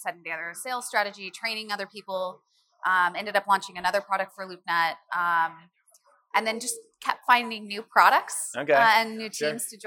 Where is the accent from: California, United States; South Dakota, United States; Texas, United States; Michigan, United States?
California, United States; Sacramento; also born or lived in San Diego; I am a Cali native. I am born and raised in Sacramento